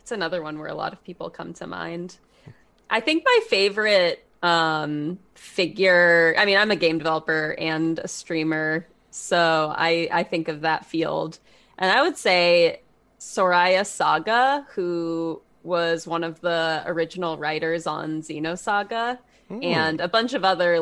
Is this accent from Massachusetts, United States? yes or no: yes; Massachusetts, United States; moved away; also born or lived in New York City / Portland; I'm from Massachusetts, a coast town, so I grew up eating seafood.